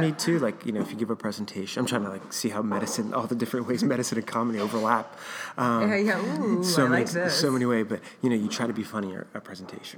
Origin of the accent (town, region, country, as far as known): Baltimore, Maryland, United States; born or raised there; moved away as an adult; now in New York, United States